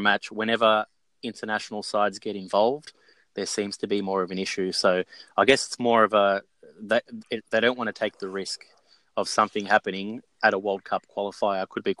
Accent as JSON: {"language": "English", "country": "Australia", "tie": "born or raised there", "said": "Growing up in Australia"}